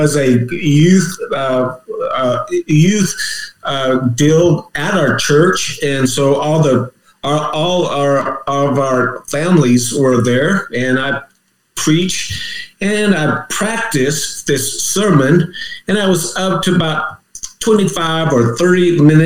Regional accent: Washington, United States; moved away as an adult; also born or lived in Oregon / Boise, Idaho / Utah; I grew up in Washington State

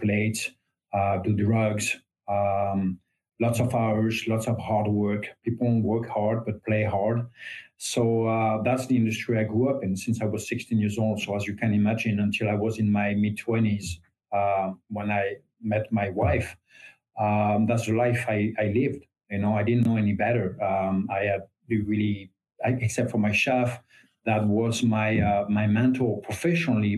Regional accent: France; English is a second language; moved away as an adult; now in United States; I was raised Catholic, as 99% of the French people

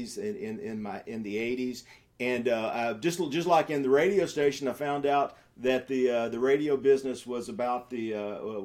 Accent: Nashville, Tennessee, United States; also born or lived in Williamson County, Tennessee; I'm born and raised in East Nashville

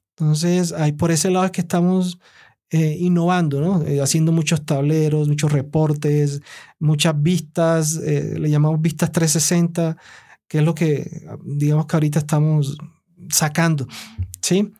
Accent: El Carmen de Bolívar, Bolívar, Colombia; yo soy de la costa. Yo vengo, nací en el Carmen de Bolívar. Toda mi infancia fue allá

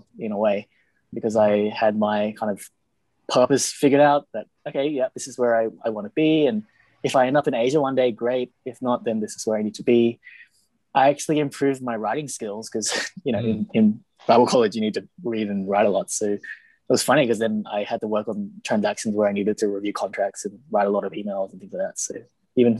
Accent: Australia; moved away as an adult; also born or lived in Cambodia / Sydney; now in Thailand; I'm half Thai and half Vietnamese, so I also have kind of connections back with this part of the world as well, but born and raised in Australia.

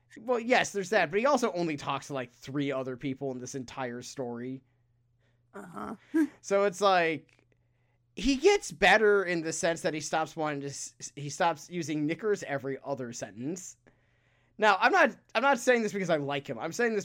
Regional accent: United Kingdom; Because we're British, and so we have to say knickers.

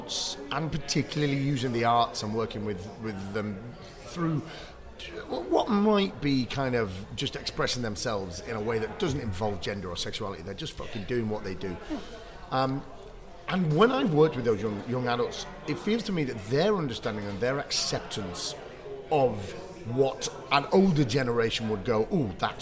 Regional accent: Bury, North West England, United Kingdom; moved away; I'm from Bury.

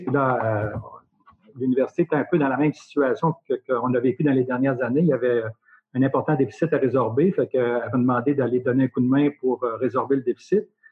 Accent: Nicolet, Quebec, Canada; also born or lived in Saskatchewan; je suis natif de Nicolette. Donc, Nicolette, c'est sur la rive sud, en face de Trois-Rivières

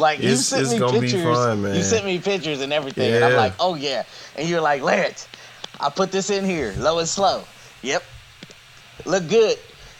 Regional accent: California, United States; I'm a Californian.

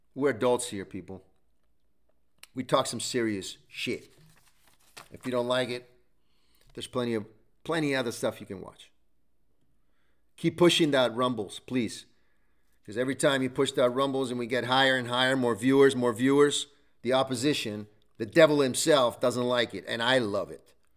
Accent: Italy; English is a second language; moved away; Growing up in Italy as well, we lost everything

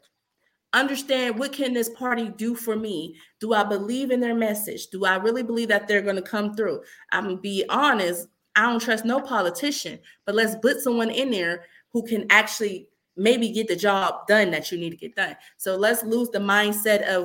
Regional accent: Youngstown, Ohio, United States; That is still my town. Okay, that's my hometown.

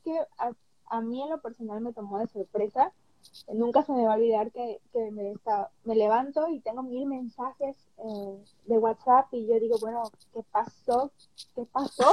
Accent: Veracruz, Mexico; now in Long Beach, United States; yo soy de Veracruz, Soy del estado de Veracruz

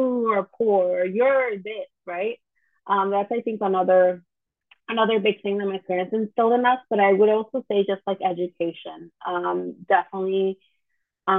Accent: Chicago, Illinois, United States; we grew up in the Chicagoland area. And so this is where we were like born and raised, and to this day I'm still here

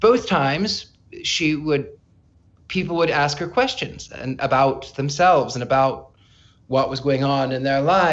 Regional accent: near Joplin, Missouri, United States; moved away as an adult; also born or lived in California / England; I grew up in a small Midwestern town in the very corner of Arkansas, Oklahoma, Missouri, wow. and Kansas

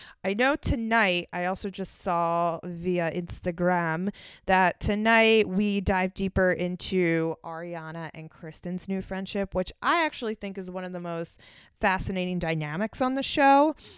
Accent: Philadelphia, Pennsylvania, United States; moved away; Philadelphia, my hometown

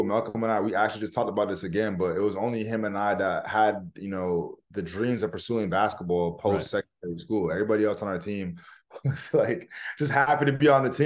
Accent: Woodbridge, Ontario, Canada; also born or lived in Poland; I'm from Woodbridge

